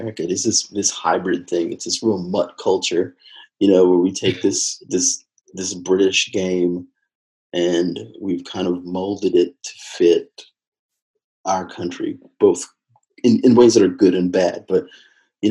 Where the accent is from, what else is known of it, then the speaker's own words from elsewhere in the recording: Texas, United States; moved away as an adult; also born or lived in London; now in New Jersey, United States; before I moved to New Jersey, I'm originally from Texas.